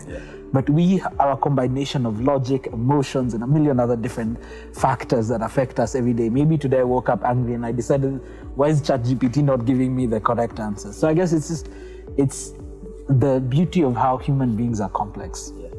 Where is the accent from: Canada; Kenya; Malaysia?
Kenya; we as Kenyan